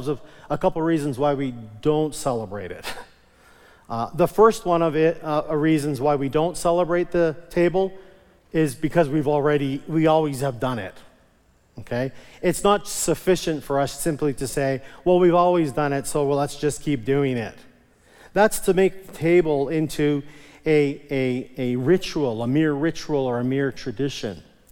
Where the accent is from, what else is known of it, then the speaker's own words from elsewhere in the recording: Onoway, Alberta, Canada; I was raised in Onaway Evangelical Free Church up north of Edmonton, and I remember as a kid, we always called it communion